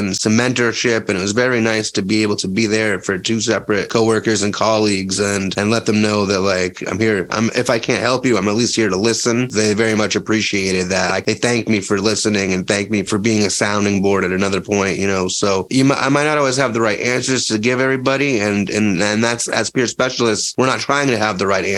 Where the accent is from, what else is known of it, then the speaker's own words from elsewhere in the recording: Leominster, Massachusetts, United States; because I'm from Leominster